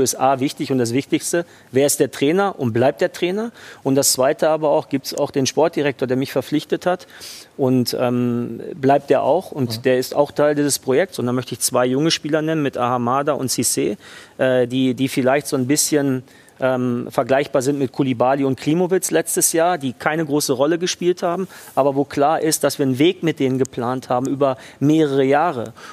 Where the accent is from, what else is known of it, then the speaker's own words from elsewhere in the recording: Dortmund, North Rhine-Westphalia, Germany; born there; am Ende bin ich in Dortmund geboren, habe dort lange gearbeit, äh, gearbeitet.